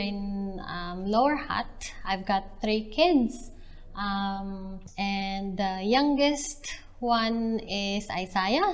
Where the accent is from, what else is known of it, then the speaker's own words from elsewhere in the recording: Calapan, Mimaropa, Philippines; moved away as an adult; also born or lived in Quezon City, Philippines; now in New Zealand; I came from Calapan City in Oriental Mindoro.